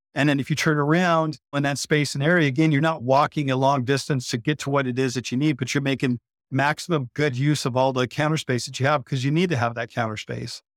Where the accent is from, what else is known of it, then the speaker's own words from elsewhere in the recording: Idaho, United States; moved away as an adult; now in Phoenix, United States; growing up in Idaho, owning the construction company in Idaho